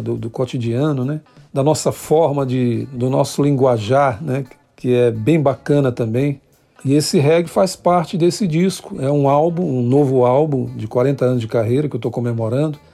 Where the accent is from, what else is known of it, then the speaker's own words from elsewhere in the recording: São Luís, Maranhão, Brazil; eu sou da terra do tambor de crioula, do bumba meu boi, da capital brasileira do reggae, né, da Jamaica brasileira. Eu sou do, dos casarios portugueses, dessa ilha que é sol o ano inteiro e que tem um carinho muito especial por todos. Que chega na ilha, a gente recebe com muito carinho. Estou falando de São Luís do Maranhão.